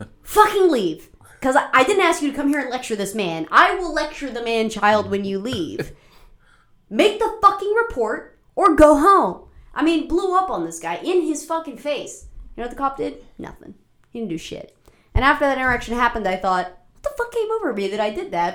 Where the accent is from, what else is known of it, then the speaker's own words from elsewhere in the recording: Marshall County, West Virginia, United States; growing up in Marshall County